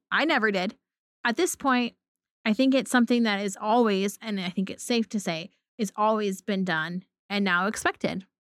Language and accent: English; Pacific Northwest, Oregon, United States; I grew up in the Pacific Northwest